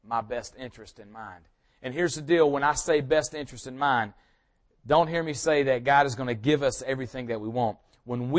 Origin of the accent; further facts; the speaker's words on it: Powder Springs, Georgia, United States; I grew up in this area. I'm from Powder Springs